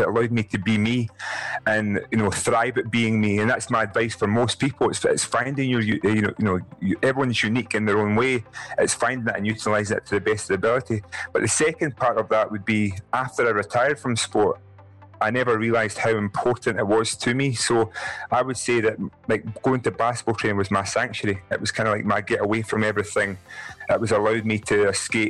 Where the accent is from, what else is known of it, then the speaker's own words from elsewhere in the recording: Scotland, United Kingdom; I'm 6'10", I'm black, and I'm Scottish.